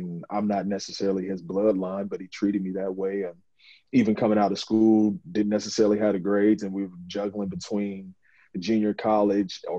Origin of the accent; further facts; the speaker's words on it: Mansfield, Ohio, United States; I come from a small town, it's Mansfield, Ohio.